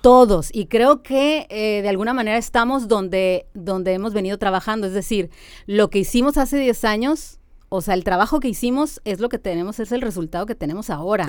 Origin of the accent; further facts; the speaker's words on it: Mexicali, Baja California, Mexico; nací aquí en Mexicali